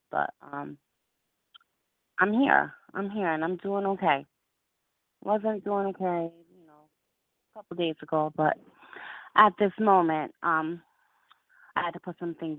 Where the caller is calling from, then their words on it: Albany, New York, United States; I'm calling from Albany, New York.